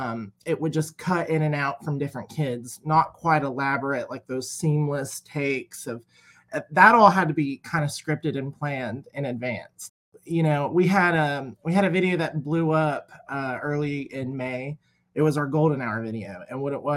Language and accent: English; Ashland, Kentucky, United States; also born or lived in Morehead, Kentucky; I'm from Ashland, Kentucky. That's where my studio is.